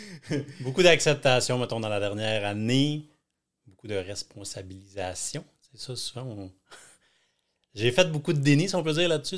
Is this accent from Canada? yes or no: yes; Thetford Mines, Quebec, Canada; moved away; je suis natif de Thetford. C'est tout petit